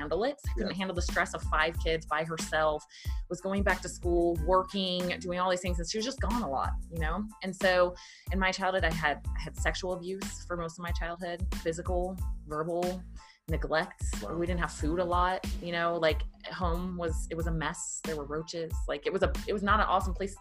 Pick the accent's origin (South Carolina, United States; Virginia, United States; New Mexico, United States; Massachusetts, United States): Virginia, United States; I grew up in Virginia, very poor family